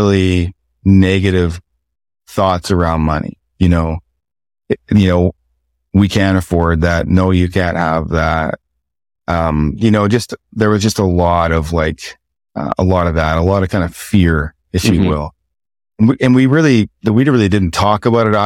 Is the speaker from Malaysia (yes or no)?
no; the Maritimes, Canada; growing up in the Maritimes